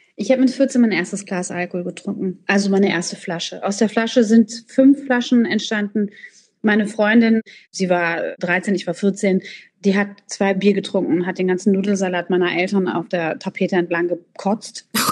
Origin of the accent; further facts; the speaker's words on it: Frankfurt, Hesse, Germany; meiner Heimatstadt in Frankfurt